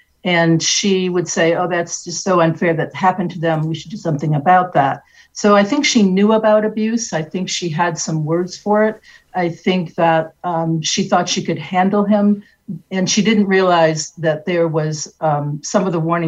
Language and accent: English; Detroit, Michigan, United States; Michigan, which is where my family is from. I was born and raised in Detroit.